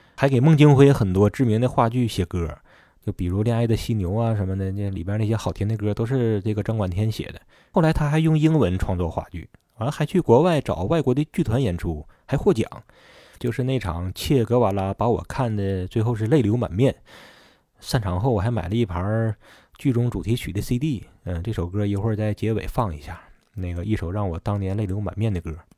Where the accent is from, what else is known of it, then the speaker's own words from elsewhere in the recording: Northeast China, China; 咱东北人